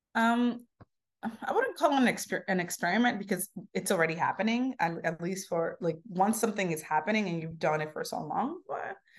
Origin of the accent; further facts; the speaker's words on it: New York City, New York, United States; also born or lived in Santo Domingo, Dominican Republic; where I grew up here in Harlem. So when I came when I was ten years old, I moved to, um, the cusp of Harlem and, uh, Sugar Hill.